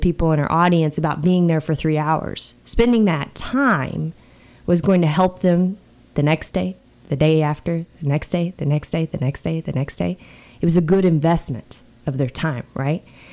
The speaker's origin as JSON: {"language": "English", "country": "United States", "said": "we do that as Americans"}